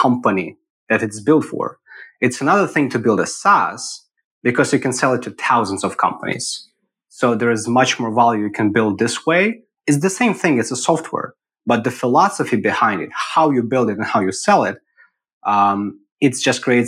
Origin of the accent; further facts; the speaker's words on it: Eastern Ukraine, Ukraine; moved away as an adult; also born or lived in Kyiv, Ukraine; now in Austin, United States; Born and raised in Ukraine, in the eastern part of it